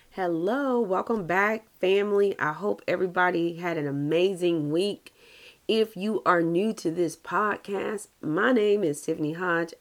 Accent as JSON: {"language": "English", "region": "the South", "country": "United States", "said": "I'm from the South"}